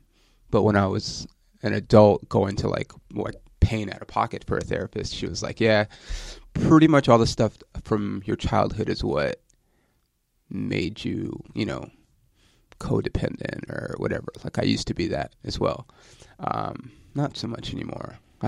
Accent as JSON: {"language": "English", "town": "Ontario", "region": "California", "country": "United States", "tie": "born or raised there"}